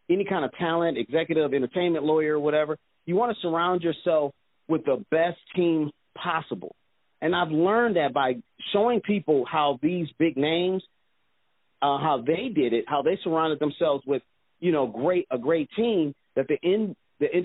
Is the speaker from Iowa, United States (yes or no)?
no; Detroit, Michigan, United States; Originally, I'm from Detroit, Michigan